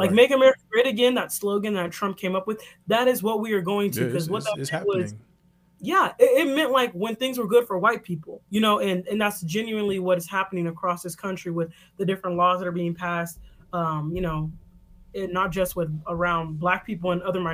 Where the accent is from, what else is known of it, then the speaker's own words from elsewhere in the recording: Chicago, Illinois, United States; in Chicago, a tidbit about my hometown